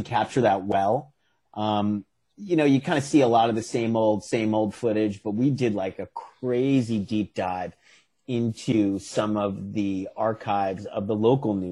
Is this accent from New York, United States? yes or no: yes; New York City, New York, United States; my hometown of Staten Island